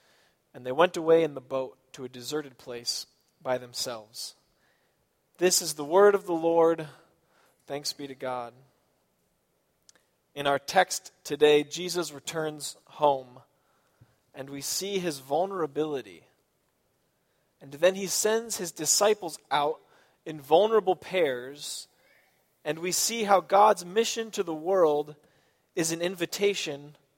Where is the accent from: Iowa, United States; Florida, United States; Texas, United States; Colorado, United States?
Iowa, United States; born there; also born or lived in Chicago; I say I'm from Chicago or maybe from Michigan. But I was born in Iowa.